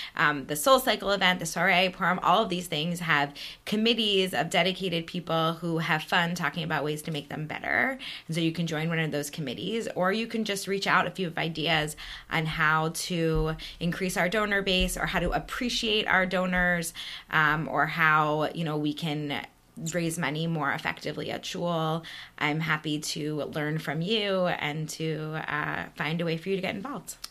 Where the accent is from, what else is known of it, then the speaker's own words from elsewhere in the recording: East Coast, United States; moved away as an adult; also born or lived in Manhattan, New York; now in Chicago, United States; We grew up on the East Coast